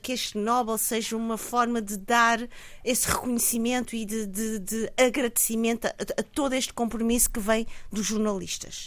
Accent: Mozambique; como moçambicana

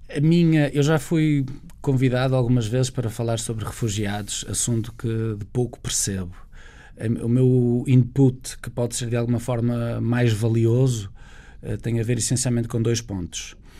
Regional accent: Portugal; como português, como europeu

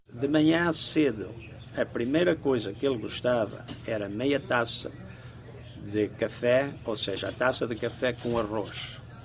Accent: Apúlia, Norte, Portugal; also born or lived in Brazil; now in New Jersey, United States; Sou da Praia de Apulia, meu pai emigrou para os Estados, ah, para, não, Estados Unidos, emigrou para o Brasil em 1952, depois voltou a Portugal, parece que em 55 ou 56, não sei exatamente, e pegou toda a família

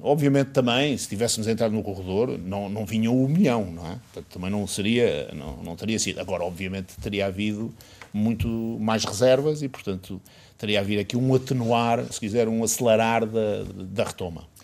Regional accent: Portugal; nós portugueses

